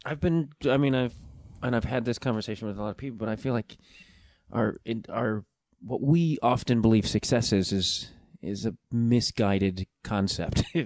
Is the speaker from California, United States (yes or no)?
no; Chicago, Illinois, United States; moved away as an adult; also born or lived in New York; now in Los Angeles, United States; I grew up outside Chicago and then lived in Chicago for like mm, fifteen something years.